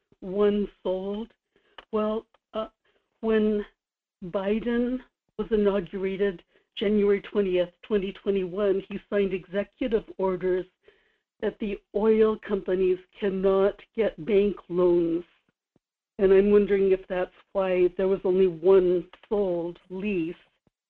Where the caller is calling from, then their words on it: Kodiak, Alaska, United States; Good morning, Michael. This is … in Kodiak.